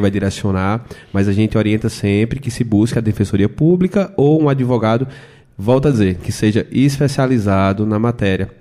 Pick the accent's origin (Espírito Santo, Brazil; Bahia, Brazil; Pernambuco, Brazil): Pernambuco, Brazil; Belém de São Francisco; eu que sou natural do Belém de São Francisco, interior de Pernambuco